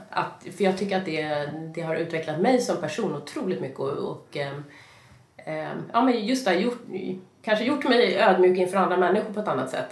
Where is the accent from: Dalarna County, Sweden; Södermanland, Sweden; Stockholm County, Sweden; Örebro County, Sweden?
Stockholm County, Sweden; Stockholm; jag kommer från Stockholm och jag mm. har egentligen eh, alltid bott i Stockholm.